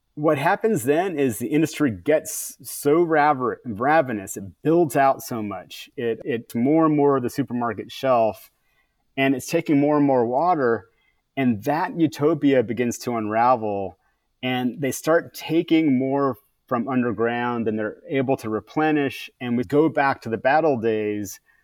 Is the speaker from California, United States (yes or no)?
yes; California, United States; as a Californian